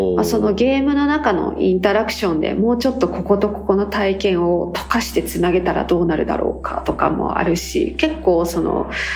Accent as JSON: {"language": "Japanese", "region": "rural Chiba", "country": "Japan", "tie": "born or raised there", "said": "私も多多分千葉の田舎出身なんで"}